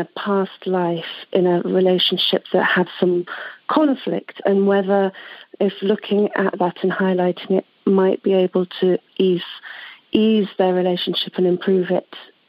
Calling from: London, United Kingdom; I'm calling from London in the UK.

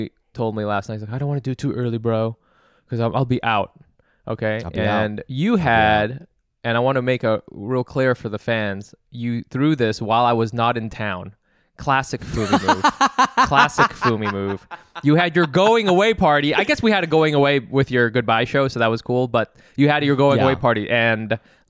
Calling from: San Francisco, California, United States; Yo, so I'm calling in from San Francisco

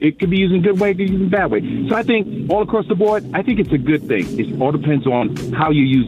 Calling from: Dallas, Texas, United States; I'm calling from Dallas, Texas.

